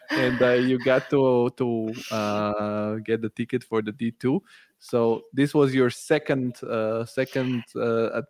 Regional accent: Bulgaria; English is a second language; because I'm from Bulgaria, V-Ray is from Bulgaria. Bulgaria is a big hub for for Archviz, and so this is how I found out.

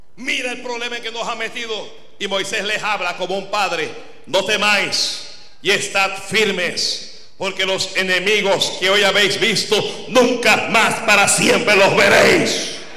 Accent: Panama; Aquí en Panamá

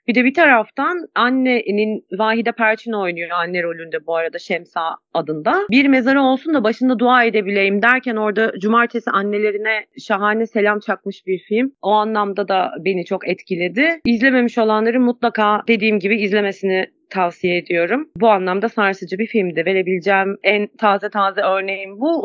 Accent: Kütahya, Turkey; Benim memleketimde, Kütahya'da

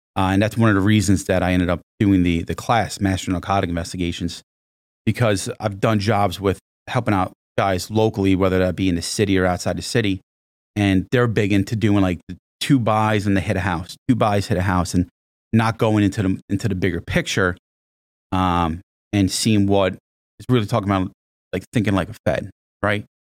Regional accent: Monmouth County, New Jersey, United States; I actually grew up in, uh, in Monmouth County, New Jersey, not, not that far from here

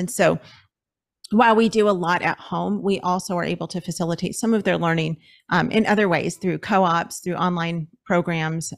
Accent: Los Angeles, California, United States; moved away as an adult; we're from Los Angeles, so we lived in L A County

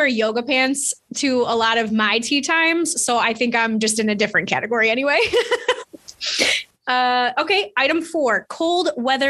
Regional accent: Chicago, Illinois, United States; I'm a Chicagoan

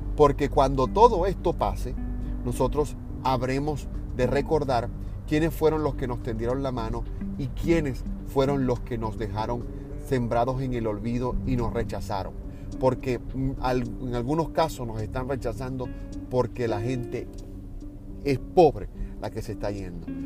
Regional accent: Venezuela; now in United States; como venezolanos y los que estamos fuera

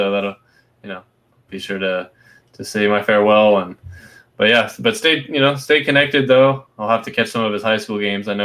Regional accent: Florida, United States; also born or lived in West Virginia; Lived, lived the first little five wee years of my life there, um, and then moved to Florida.

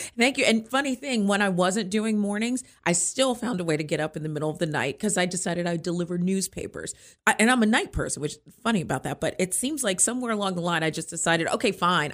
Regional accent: Hyattsville, Maryland, United States; now in Frederick, United States; I'm from Frederick, Maryland, actually originally from Hyattsville, Maryland, um, but live in Frederick and have for many years

